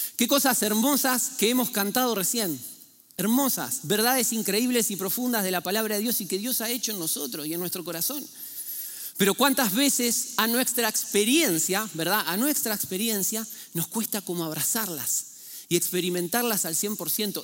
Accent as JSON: {"language": "Spanish", "country": "Argentina", "moved": "yes", "said": "en Argentina, ¿sí? yo de ahí vengo, ¿eh? por eso pido ya disculpas si tengo un acento algo extraño"}